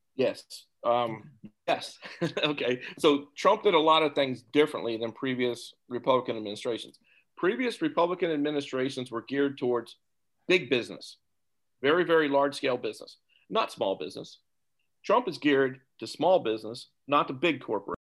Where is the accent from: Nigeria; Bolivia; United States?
United States; Topeka, Kansas; moved away as an adult; also born or lived in New Jersey; now in Philadelphia area, United States; born and raised in Topeka, Kansas